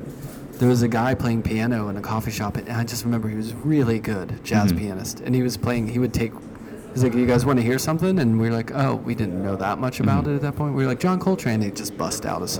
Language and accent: English; Pittsburgh, Pennsylvania, United States; I grew up in Pittsburgh, and I went to Pitt for one semester.